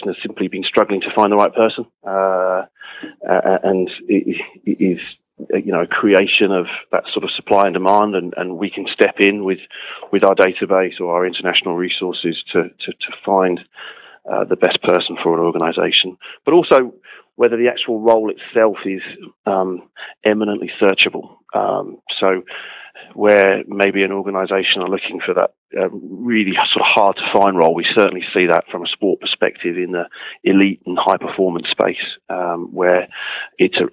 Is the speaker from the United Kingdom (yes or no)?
yes; West Country, South West England, United Kingdom; I grew up in the West Country in England